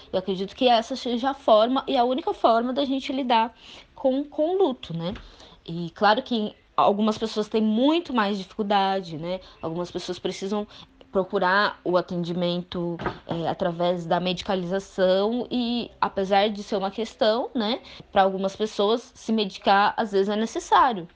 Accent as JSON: {"language": "Portuguese", "country": "Brazil", "said": "enquanto brasileiros"}